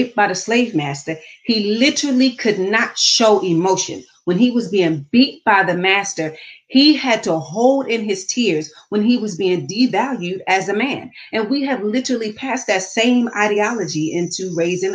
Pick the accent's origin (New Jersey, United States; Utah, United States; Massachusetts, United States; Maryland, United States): Maryland, United States; Baltimore; moved away; also born or lived in the South; I grew up in Baltimore City